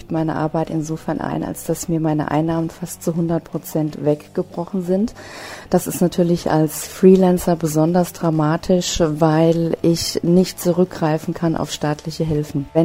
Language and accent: German; Hesse, Germany; ich komme aus der Nähe von Frankfurt am Main.